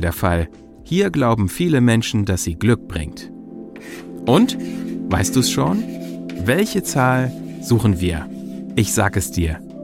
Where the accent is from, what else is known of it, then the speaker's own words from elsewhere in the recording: Germany; bei uns in Deutschland